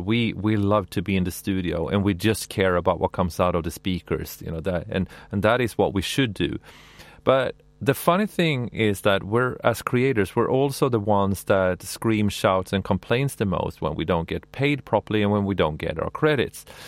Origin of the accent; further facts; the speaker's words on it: Sweden; I'm from Sweden